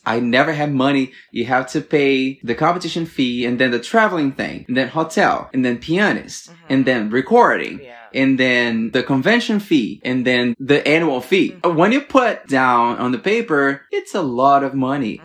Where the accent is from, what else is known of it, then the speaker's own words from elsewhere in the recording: Brasília, Federal District, Brazil; moved away as an adult; also born or lived in Rio de Janeiro, Brazil; I'm from Brasilia, the capital in Brazil